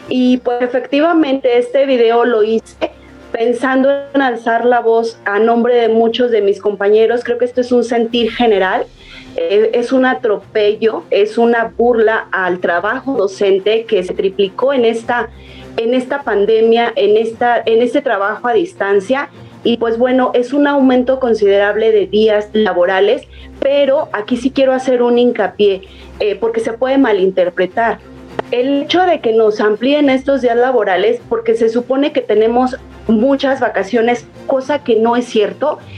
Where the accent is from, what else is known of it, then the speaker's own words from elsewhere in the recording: Guanajuato, Mexico; al menos aún no aquí en mi estado. Yo soy de Guanajuato